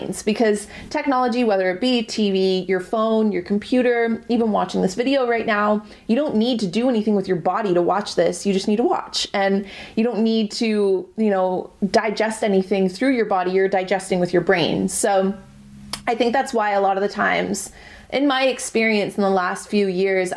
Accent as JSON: {"language": "English", "country": "Canada", "said": "I'm Canadian"}